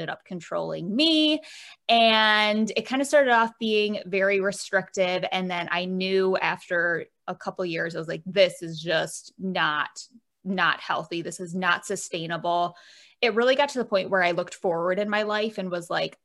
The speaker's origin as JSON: {"language": "English", "region": "Michigan", "country": "United States", "said": "I'm from Michigan, shaped like a mitten."}